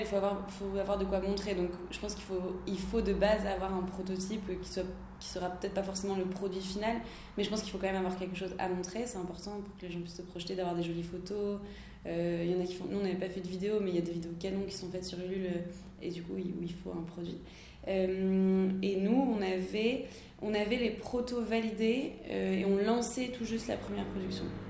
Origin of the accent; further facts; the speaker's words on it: Lille, Hauts-de-France, France; now in Paris, France; moi je suis lilloise